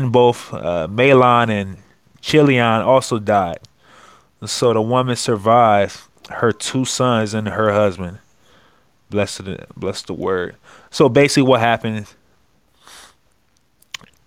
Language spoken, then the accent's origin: English; Akron, Ohio, United States; I'm from Akron, Ohio